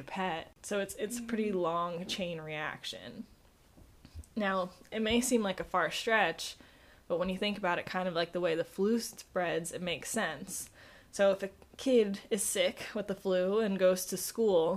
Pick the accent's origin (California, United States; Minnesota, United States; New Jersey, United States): New Jersey, United States; where I grew up in New Jersey